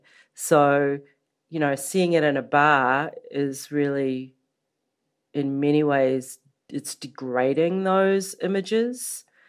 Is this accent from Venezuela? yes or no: no; New Zealand; moved away; also born or lived in Los Angeles; I was born in New Zealand, or Aotearoa, as we call it in the Maori language.